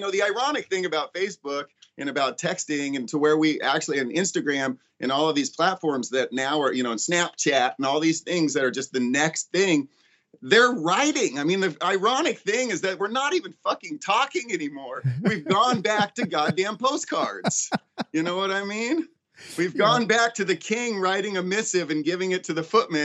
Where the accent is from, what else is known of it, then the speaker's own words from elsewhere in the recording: Ojai, California, United States; growing up in Ojai